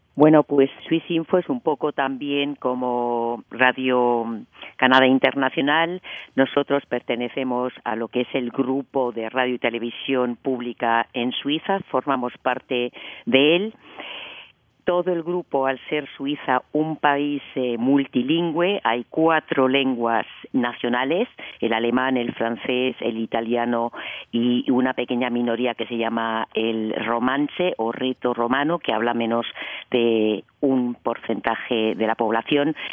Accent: A Coruña, Galicia, Spain; now in Switzerland; Yo soy española, yo soy española, gallega, de La Coruña

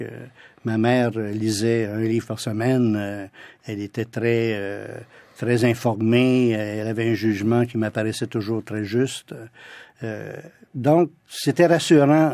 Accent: Ottawa, Ontario, Canada; also born or lived in France / London; j'ai passé beaucoup de temps dans la ville d'Ottawa, chez ma grand-mère, chez mes tantes, mes oncles, parce que toute ma famille vient de, ce sont tous des Franco-ontariens

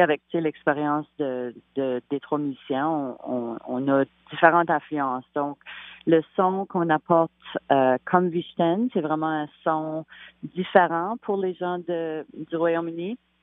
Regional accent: Canada; Vu qu'on est acadien, on a vraiment des bases de musique de, nos régions respectives de, l'île du Prince-Édouard, des îles de la Madeleine

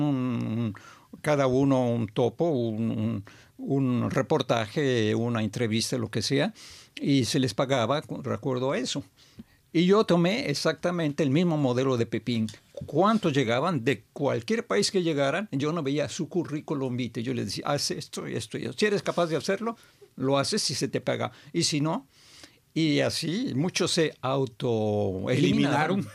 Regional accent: Mexico; moved away as an adult; also born or lived in Montreal, Canada; ya cuando me iba a volver a México, mi país natal

